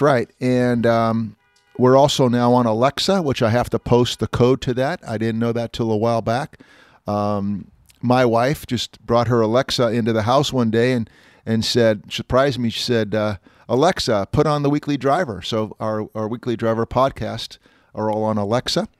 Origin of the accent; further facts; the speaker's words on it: Walnut Creek, California, United States; Walnut Creek, by the way, my hometown